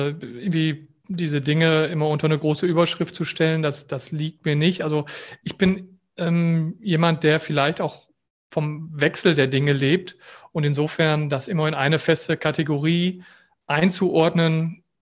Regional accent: North Rhine-Westphalia, Germany; also das Münsterland ist meine Heimat. Ich liebe das.

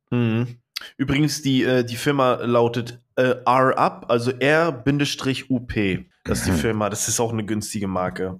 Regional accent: East Germany, Germany; Bei uns im Osten

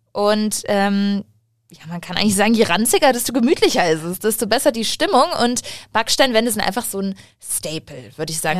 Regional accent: Munich, Bavaria, Germany; ich bin in München eigentlich aufgewachsen, wenn man das so sagen kann, denn äh, meine Familie kommt aus Waldperlach

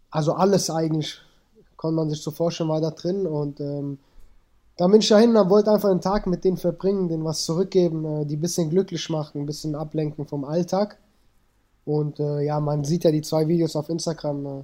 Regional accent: Germany; born there; Also ich bin äh, Afghane, meine Wurzeln komplett, bin aber in Deutschland geboren und meine Eltern sind mit 18, 19 geflüchtet nach Deutschland.

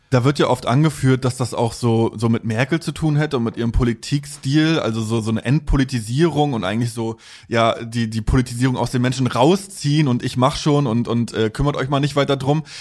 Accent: Mecklenburg-Vorpommern, Germany; Also ich bin aus MV, aus äh, mhm. da im Plattenviertel aufgewachsen

